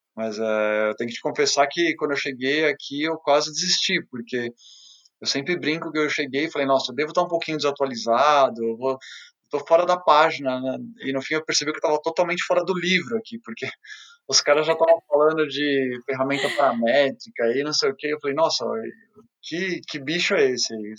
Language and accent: Portuguese; Brazil; moved away as an adult; also born or lived in China; now in Vienna, Austria